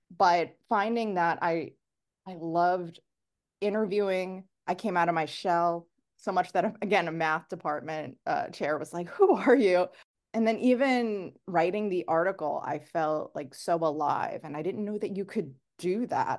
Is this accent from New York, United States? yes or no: yes; New York City, New York, United States; moved away as an adult; also born or lived in Chattanooga, Tennessee; now in Los Angeles, United States; I grew up in New York